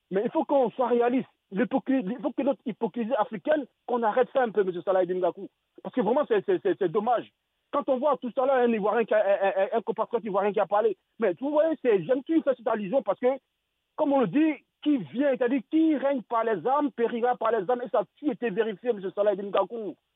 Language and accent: French; Touba, Diourbel, Senegal; Moi, je suis …, je suis euh, de Touba, je sais ce qu'il dit, on est fatigué.